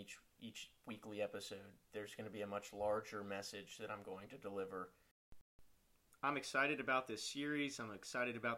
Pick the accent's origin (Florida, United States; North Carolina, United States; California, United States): North Carolina, United States; my home state of North Carolina